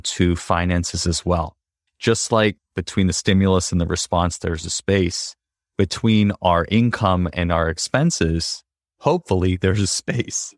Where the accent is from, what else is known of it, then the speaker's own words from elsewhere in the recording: United States; I grew up in the United States